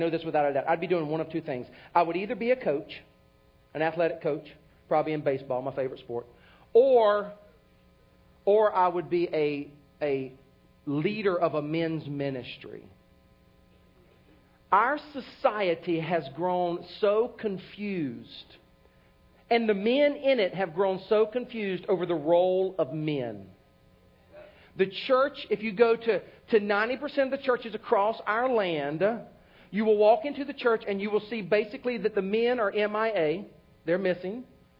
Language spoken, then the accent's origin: English; Oklahoma, United States; Yeah, I grew up in Oklahoma.